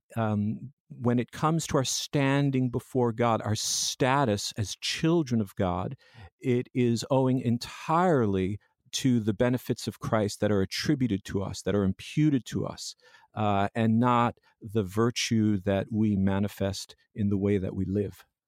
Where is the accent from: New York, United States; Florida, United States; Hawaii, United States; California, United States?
New York, United States; Long Island; born and raised in Long Island, New York